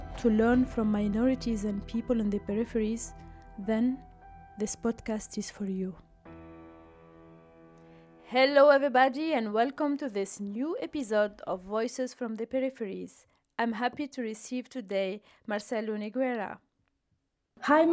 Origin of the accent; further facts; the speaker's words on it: Tunisia; moved away; I am from Tunisia